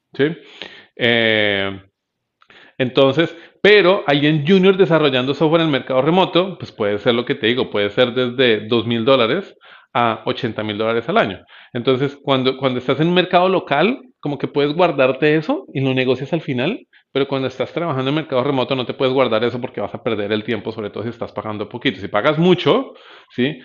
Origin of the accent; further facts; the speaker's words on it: Bogotá, Colombia; yo soy bogotano